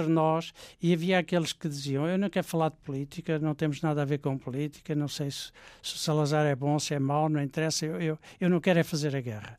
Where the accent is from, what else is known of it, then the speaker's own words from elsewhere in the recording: Portugal; moved away as an adult; also born or lived in Sweden; refugiados portugueses da guerra colonial, que é o que nós éramos